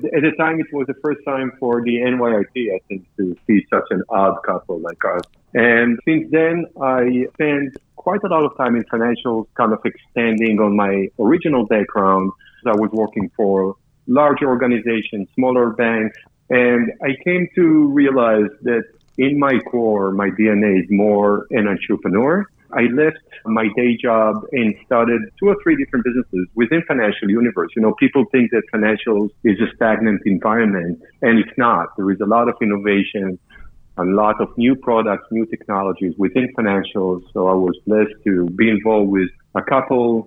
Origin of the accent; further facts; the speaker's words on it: Israel; moved away as an adult; now in New York, United States; Israeli, started my training in the Israeli capital market